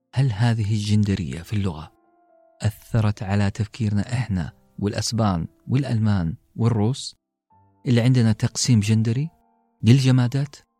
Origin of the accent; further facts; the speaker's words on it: Western Region, Saudi Arabia; first language Arabic; في المنطقة الغربية عندنا في السعودية